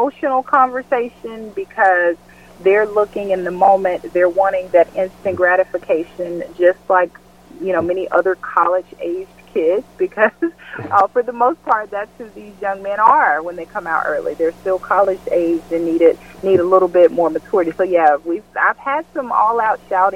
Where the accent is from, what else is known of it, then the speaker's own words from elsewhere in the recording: West Memphis, Arkansas, United States; moved away as an adult; also born or lived in Mississippi / Amsterdam, Netherlands / Spain; I grew up in West Memphis, Arkansas